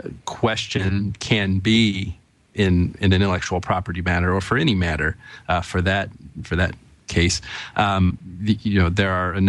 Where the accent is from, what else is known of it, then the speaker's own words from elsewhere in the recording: Bedford, Indiana, United States; there were tornadoes in my hometown in Bedford, Indiana.